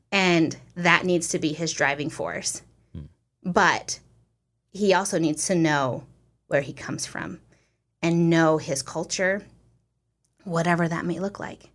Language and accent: English; United States; I'm American